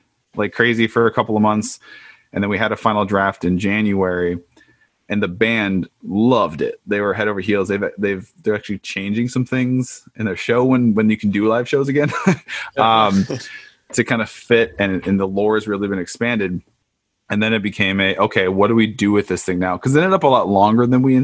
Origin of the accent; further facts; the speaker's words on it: Chicago, Illinois, United States; moved away; We're both originally from Chicago